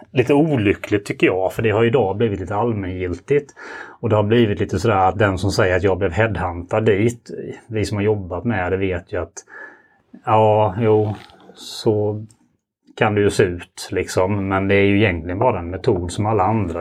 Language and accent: Swedish; Ljungby, Kronoberg County, Sweden; accent: Småland; moved away as an adult; now in Gothenburg, Sweden; Södra Småland, Ljungby närmare bestämt, där jag är född och uppvuxen